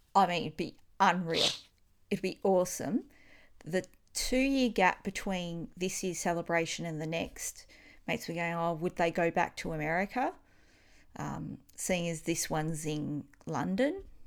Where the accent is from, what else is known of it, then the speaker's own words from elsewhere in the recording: Australia; accent: Australian; It's my Australian accent.